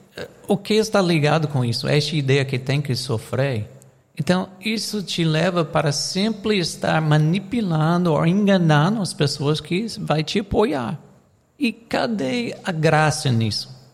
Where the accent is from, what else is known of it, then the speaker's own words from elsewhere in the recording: United States; Portuguese is a second language; now in Brazil; eu sou americano